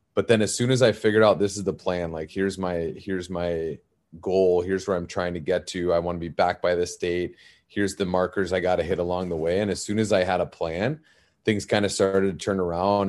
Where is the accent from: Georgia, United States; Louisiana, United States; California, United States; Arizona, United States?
Arizona, United States; I'm originally from Arizona, uh, very non-traditional hockey market, and I grew up as that kid